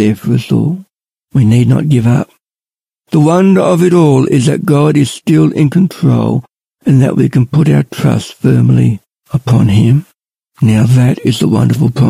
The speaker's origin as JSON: {"language": "English", "town": "Ballarat", "region": "Victoria", "country": "Australia", "said": "I'm from Ballarat."}